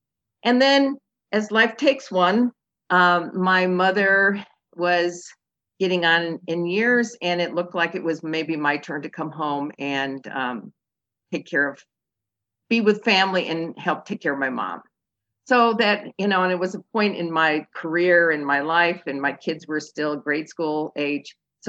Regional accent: Elgin, Illinois, United States; also born or lived in Athens, Greece / New York City; I grew up here in Elgin and on Prospect Street. Now I think it's called Prospect Boulevard. And In a big family, in the 50s and 60s, I have five brothers and sisters.

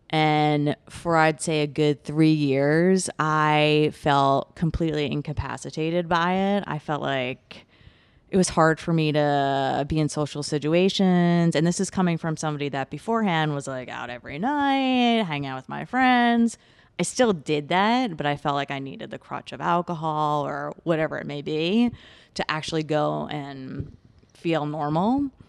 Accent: New York, United States; I grew up on Long Island.

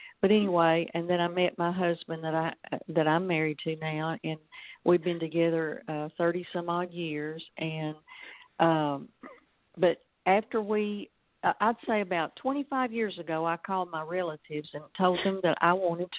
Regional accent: Alabama, United States; accent: Southern drawl; also born or lived in Texas; now in Batesville, United States; I live in Arkansas, Batesville, a small town. And I was originally born in Alabama, and we moved from Alabama to Texas and to Arkansas. And I've always said I've got three doses of Southern drawl.

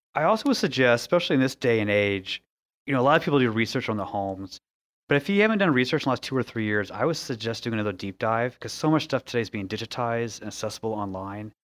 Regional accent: West Coast, United States; moved away as an adult; now in Indianapolis, United States; I'm originally from the West Coast, so I have a lot of family out there

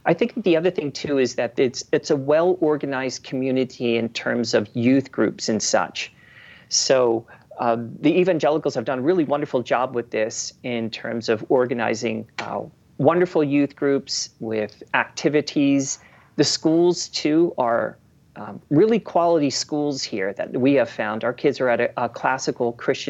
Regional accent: Philadelphia, Pennsylvania, United States; now in Hayden, Idaho, United States; where I grew up in Philadelphia, and my junior high looks like a federal penitentiary

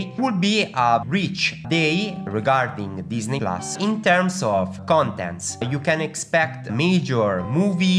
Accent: Italy; both me and Jack, as you know, we are from Italy

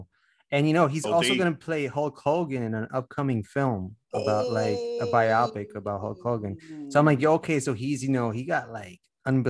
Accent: New York City, New York, United States; Yeah, I live in the hood and I'm from Washington Heights.

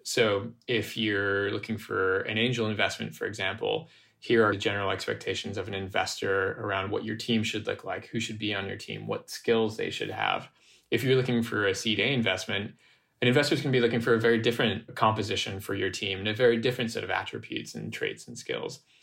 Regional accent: United States; I grew up in a mixed race, dual nationality household in the US

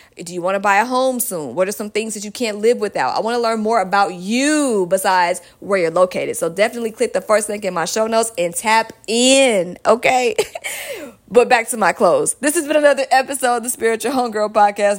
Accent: Georgia, United States; Georgia at number one. Shout out to my home state

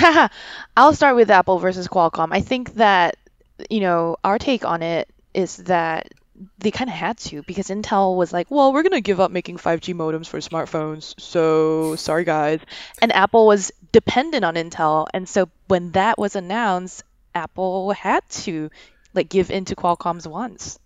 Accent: Singapore; moved away; I'm from Singapore. I'm going back soon

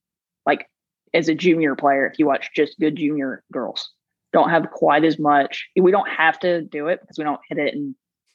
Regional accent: South Carolina, United States; I'm from South Carolina, so the only Carolina I know is South Carolina.

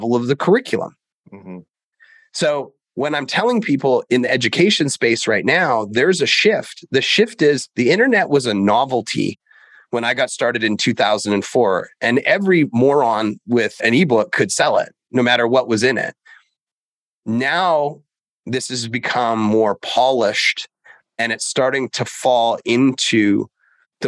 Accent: Canada; I grew up in Canada

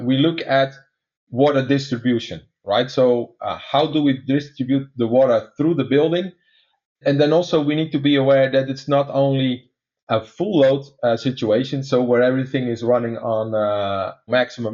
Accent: Netherlands; accent: Dutch; English is a second language; some of your listeners are trying to place my accent right now, is that I'm actually a Dutch guy

